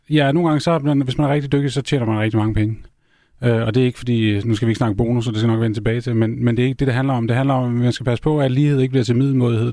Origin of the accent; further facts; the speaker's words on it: Denmark; also born or lived in Norway; Jeg er jo europæer, før jeg er dansker